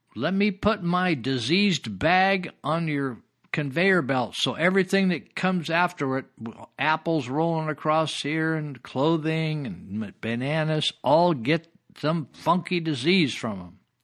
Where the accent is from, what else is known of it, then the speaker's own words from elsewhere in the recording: Yuba County, California, United States; Yuba County